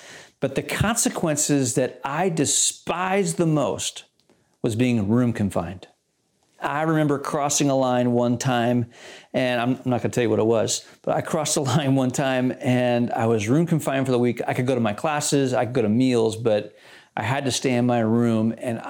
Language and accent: English; Malaysia; I did that a lot as a kid, and at boarding school, I grew up in Malaysia.